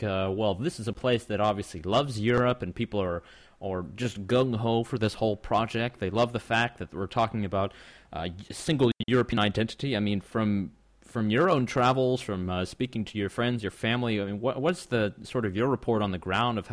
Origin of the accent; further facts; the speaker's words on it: Canada; I'm a Canadian